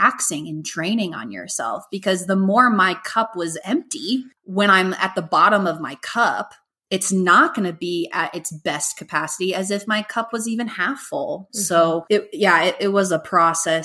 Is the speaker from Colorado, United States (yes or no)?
yes; Golden, Colorado, United States; also born or lived in Hawaii; now in Denver, United States; I'm from Golden, Colorado, but I've been living in Denver for over 10 years.